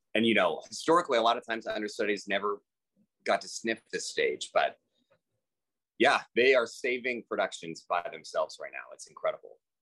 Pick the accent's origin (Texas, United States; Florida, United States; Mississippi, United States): Texas, United States; Houston; also born or lived in New York; I'm from Houston, Texas